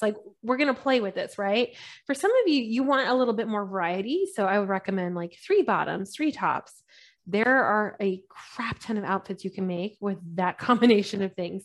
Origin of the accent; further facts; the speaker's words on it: California, United States; also born or lived in London; I'm Californian and I'm super Californian